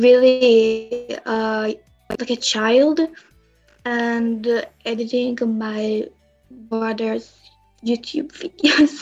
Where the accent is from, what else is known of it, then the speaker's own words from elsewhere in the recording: Israel; I'm from Israel